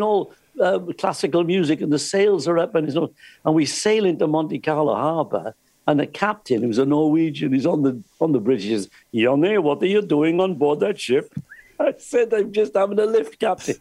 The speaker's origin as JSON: {"language": "English", "region": "Wales", "country": "United Kingdom", "said": "I'm from Wales"}